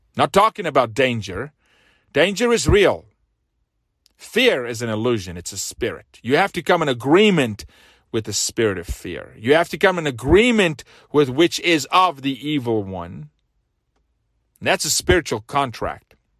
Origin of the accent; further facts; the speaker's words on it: South Africa; now in United States; I'm from South Africa, raised very different, went to school barefoot